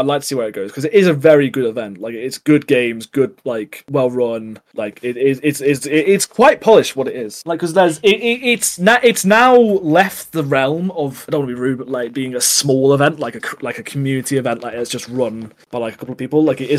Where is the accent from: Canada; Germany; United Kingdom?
United Kingdom; the north of England; I'm from Northern England